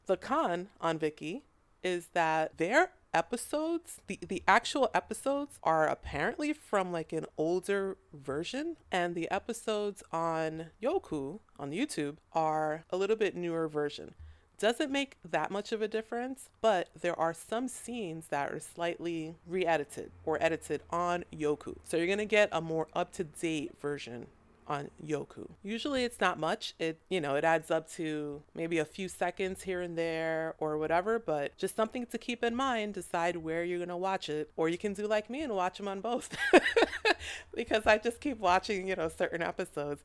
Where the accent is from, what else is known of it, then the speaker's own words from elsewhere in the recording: United States; I'm not from Thailand. I'm from America